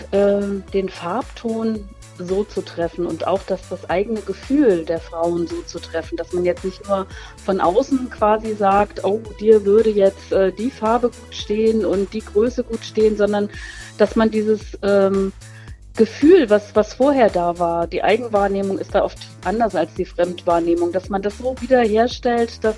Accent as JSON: {"language": "German", "town": "Schauenburg", "region": "Hesse", "country": "Germany", "said": "Ich komme aus Nordhessen, äh, in der Nähe von Kassel, aus Schauenburg genau genommen, und tätowiere seit nunmehr 30 Jahren."}